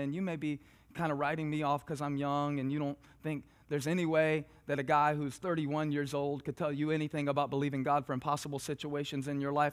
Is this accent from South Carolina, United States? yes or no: yes; South Carolina, United States; moved away; I grew up in South Carolina, so in the southern United States of America